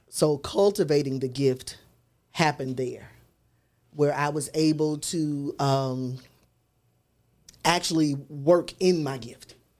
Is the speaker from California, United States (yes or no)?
no; Memphis, Tennessee, United States; growing up in South Memphis